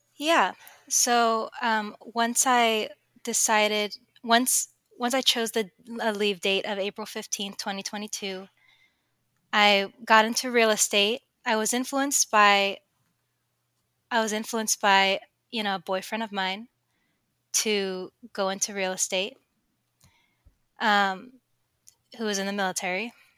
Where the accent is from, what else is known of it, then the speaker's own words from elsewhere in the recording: Sacramento, California, United States; I come from Sacramento, California